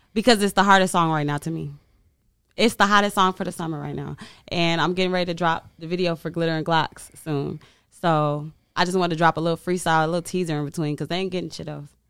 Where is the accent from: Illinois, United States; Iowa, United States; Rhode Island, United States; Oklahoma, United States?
Illinois, United States; Chicago; moved away; I'm from Chicago